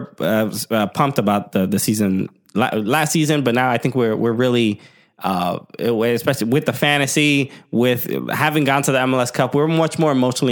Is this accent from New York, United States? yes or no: yes; New York City, New York, United States; Partly being a New Yorker.